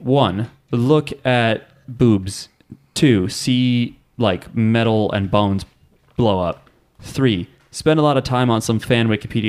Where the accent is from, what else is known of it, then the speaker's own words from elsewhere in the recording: New Jersey, United States; I'm from New Jersey.